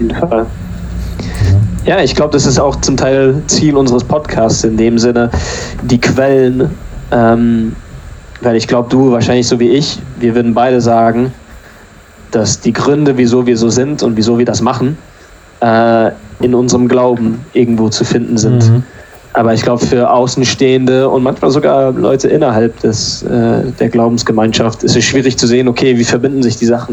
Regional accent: Germany; now in England; ich bin ja in Deutschland zur Schule gegangen

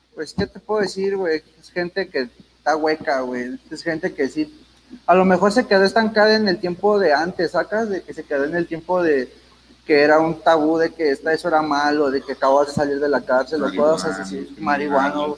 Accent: Ixtapaluca, State of Mexico, Mexico; En sí no soy del, DF, soy del estado de Ixtapaluca

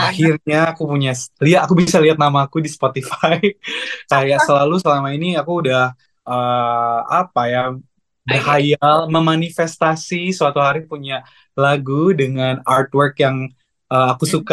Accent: Pontianak, West Kalimantan, Indonesia; Aku lahir dan besar di Pontianak. Aku proud Pontianak boy ya.

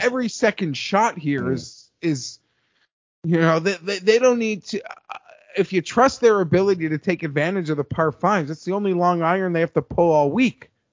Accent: Canada; I'm Canadian

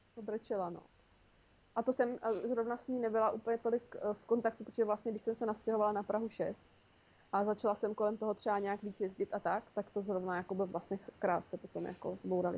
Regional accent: Olomouc, Olomouc Region, Czechia; now in Prague, Czech Republic; to sídliště, na kterém jsem vyrostla já v Olomouci

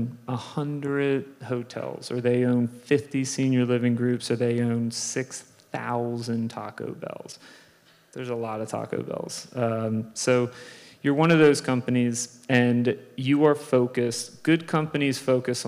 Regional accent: Philadelphia, Pennsylvania, United States; moved away as an adult; I grew up in Philadelphia

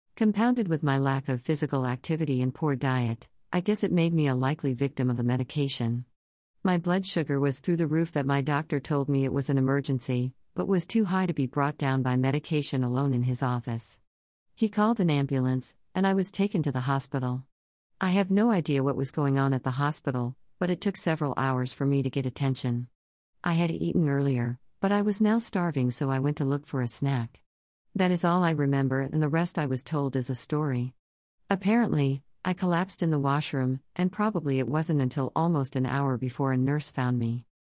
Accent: Toronto, Ontario, Canada; moved away as an adult; I was born and raised in Toronto, Ontario, but moved around Canada a lot looking for a better life for my family.

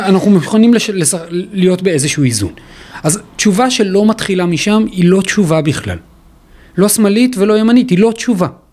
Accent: Israel; יש לנו כישראלים

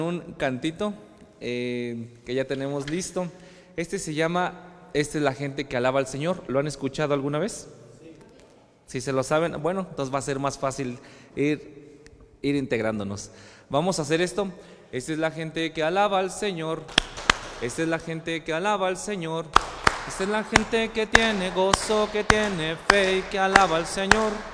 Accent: Zitácuaro, Michoacán, Mexico; Soy originario de Zitácuaro, Michoacán.

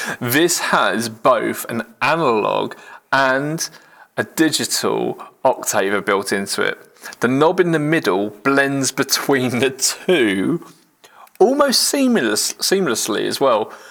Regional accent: United Kingdom; we're British

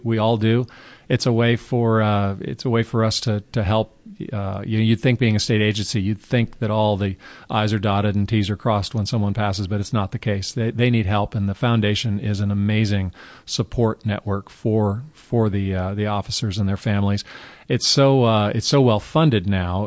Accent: Carmel, California, United States; I grew up in Carmel, California

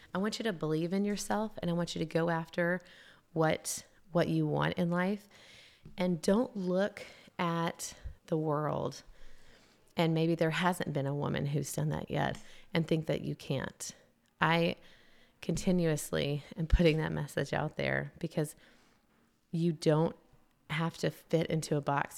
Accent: Tennessee, United States; moved away as an adult; also born or lived in South Carolina; I was a transplant from Tennessee

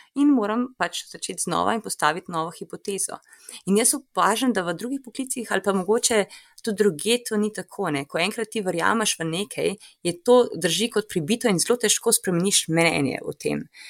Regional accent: Ljubljana, Slovenia; moved away as an adult; now in New York, United States; kjer sem odraščala v Ljubljani

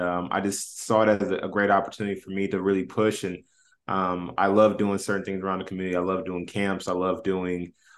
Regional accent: Indianapolis, Indiana, United States; Yeah, so I grew up obviously in Indianapolis, played high school ball, was Indiana All-Star

